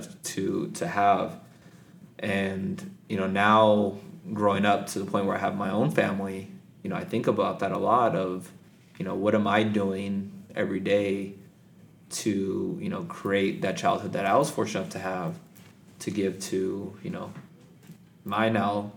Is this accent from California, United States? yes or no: yes; Palmdale, California, United States; also born or lived in Santa Barbara, California; I was born and raised in Palmdale, California